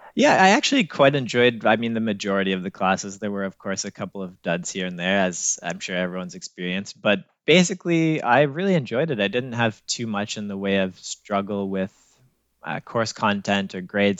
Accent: North Bay, Ontario, Canada; moved away as an adult; also born or lived in Ottawa / Toronto; I grew up just outside of North Bay, Ontario

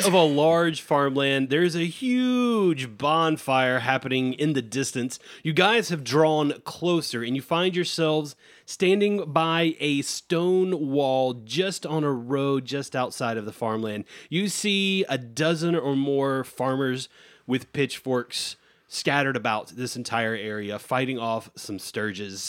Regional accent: Louisiana, United States; I'm from Louisiana

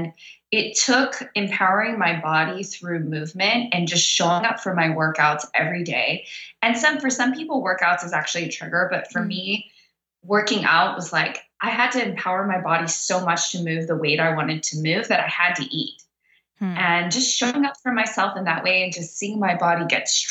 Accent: Orange County, California, United States; moved away as an adult; also born or lived in Los Angeles / Cabo San Lucas / Thailand; now in Las Vegas, United States; I'm from Orange County. I grew up in the punk rock scene

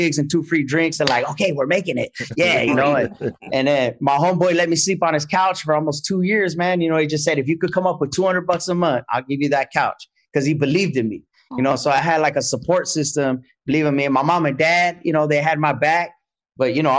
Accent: Los Angeles, California, United States; I was born here in Los Angeles

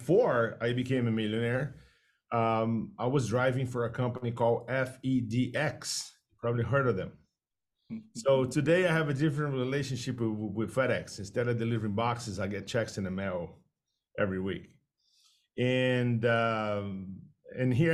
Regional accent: Brazil; English is a second language; moved away as an adult; also born or lived in United States; now in Puerto Rico; I'm not from the United States, I'm from Brazil. But although I am a Brazilian

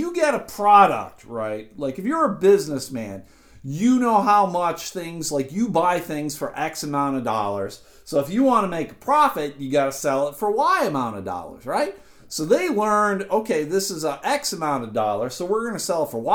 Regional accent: Buffalo, New York, United States; I grew up in Buffalo, which is about 30 minutes from Niagara Falls

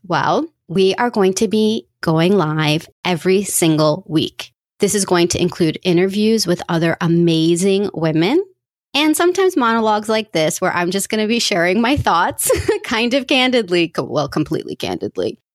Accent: United States; Coming from an Indian family, growing up here in the US

